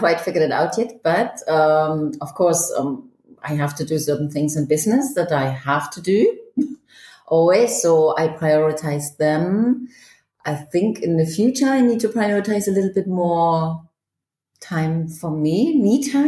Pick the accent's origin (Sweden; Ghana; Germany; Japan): Germany; East Germany; also born or lived in Manchester, United Kingdom / Toronto, Canada; now in Zurich, Switzerland; Originally I was born in Germany, in East Germany, and then I lived in the UK, in Manchester, for 15 years